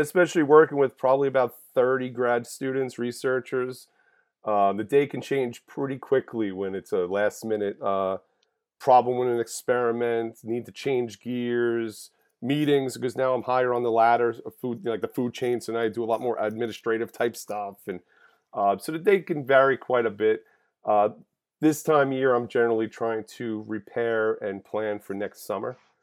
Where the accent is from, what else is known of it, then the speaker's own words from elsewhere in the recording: Holbrook, New York, United States; also born or lived in Calverton, New York; I am born and raised on Long Island, grew up in Holbrook